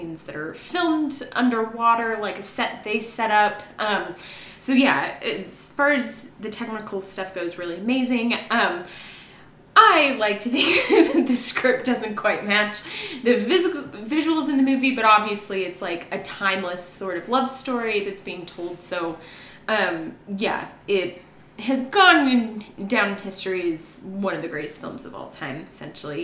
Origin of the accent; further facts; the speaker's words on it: Las Vegas, Nevada, United States; I'm from Vegas